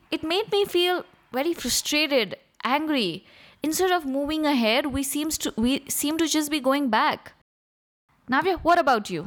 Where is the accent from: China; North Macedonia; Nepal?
Nepal; Kathmandu, Bagmati; we are all from Kathmandu